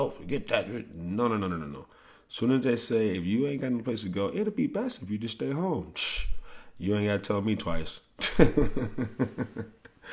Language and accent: English; St. Louis, Missouri, United States; moved away; I'm from St. Louis